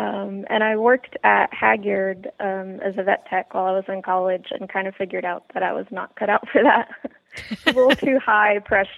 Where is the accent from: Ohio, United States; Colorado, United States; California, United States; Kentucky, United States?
Kentucky, United States; Lexington; I grew up in Lexington and then got out of there as soon as possible. But, no, I love Lexington. It's great. But the traffic has gotten horrible. So it's nice living in a little small town.